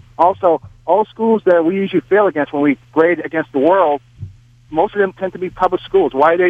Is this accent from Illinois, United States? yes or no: no; Massachusetts, United States; also born or lived in Portugal / Boston; I was born in Portugal, and I grew up in Massachusetts